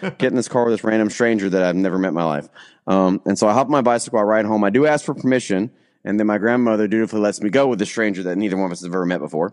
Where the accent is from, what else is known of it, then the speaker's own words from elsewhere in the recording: the South, United States; also born or lived in Alabama / Florida; now in Kentucky, United States; I'm from the South